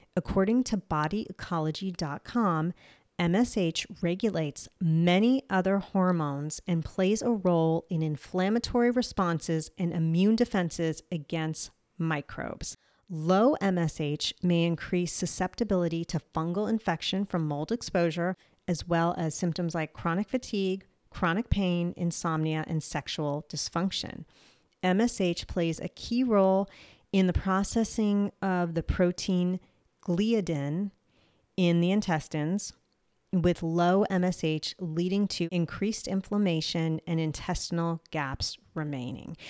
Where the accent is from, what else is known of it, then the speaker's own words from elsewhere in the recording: New Jersey, United States; accent: Jersey; my Jersey accent